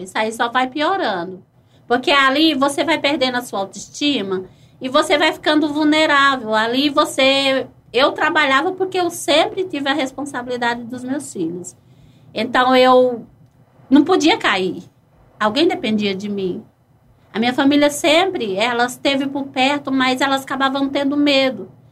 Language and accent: Portuguese; Piancó, Paraíba, Brazil; moved away; also born or lived in Ribeirão; eu sou de uma cidade de Piancó, é, Paraíba